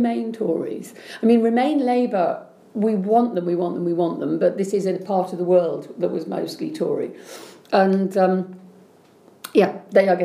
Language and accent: English; Reading, South East England, United Kingdom; in Reading, which is my hometown